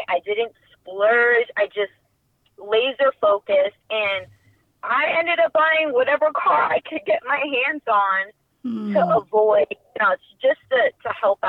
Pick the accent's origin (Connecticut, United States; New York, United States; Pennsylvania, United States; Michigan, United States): New York, United States; Queens; Growing up in before my mother made the decision to relocate us there, her siblings had already made the decision for themselves. So we already had some of her siblings creating roots in Quee